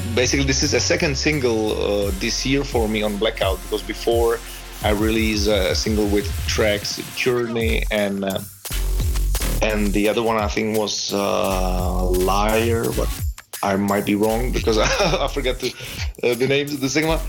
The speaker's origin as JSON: {"language": "English", "region": "Prague", "country": "Czechia", "tie": "born or raised there", "also_born_or_lived": "Australia", "said": "I'm originally from Prague, Czech Republic, and, and basically I spent my childhood"}